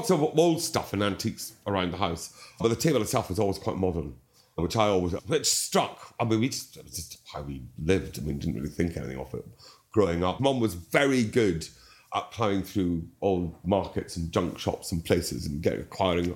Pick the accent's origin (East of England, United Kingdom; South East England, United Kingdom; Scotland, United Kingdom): Scotland, United Kingdom; Dundee; now in London, United Kingdom; I was born in St Mary's in Dundee. Yeah. And then when I was one, I'm the youngest of three boys, Dad bought a plot of land just outside Dundee